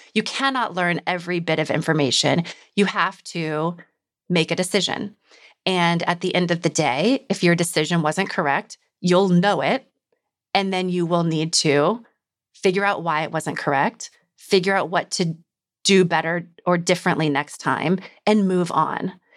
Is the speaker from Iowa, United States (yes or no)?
yes; Iowa, United States; moved away; I'm from Iowa